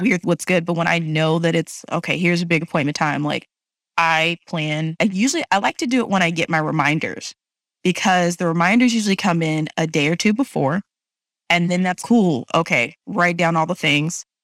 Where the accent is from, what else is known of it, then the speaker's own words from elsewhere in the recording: Texas, United States; being from Texas